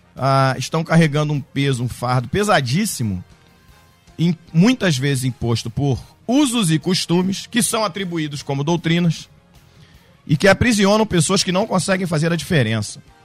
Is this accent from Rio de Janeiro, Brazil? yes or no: yes; Baixada Fluminense, Rio de Janeiro, Brazil; moved away as an adult; now in Teresópolis, Brazil; Eu morei no Rio de Janeiro minha vida toda, nasci na Baixada Fluminense